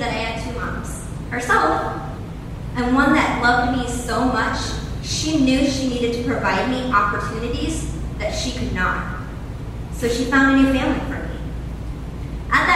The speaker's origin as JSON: {"language": "English", "town": "Denison", "region": "Iowa", "country": "United States", "tie": "born or raised there", "moved": "yes", "said": "my hometown, Denison."}